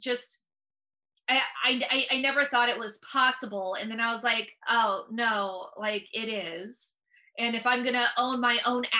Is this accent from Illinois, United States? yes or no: no; San Francisco Bay Area, California, United States; I'm from the San Francisco Bay Area